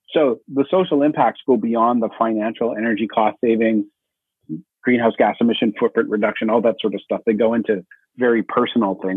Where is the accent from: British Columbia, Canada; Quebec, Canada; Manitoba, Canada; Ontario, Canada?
Manitoba, Canada